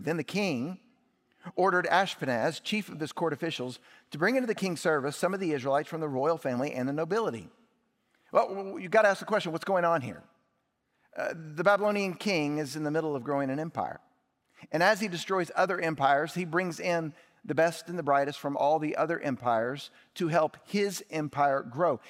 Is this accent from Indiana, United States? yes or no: yes; Indianapolis, Indiana, United States; moved away; also born or lived in Kentucky; I was born in Kentucky and lived in Indianapolis, Indiana